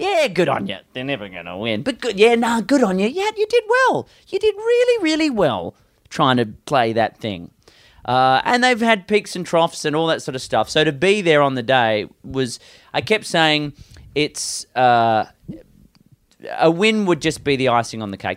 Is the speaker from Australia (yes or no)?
yes; West Coast of Australia, Western Australia, Australia; I'm from the West Coast of Australia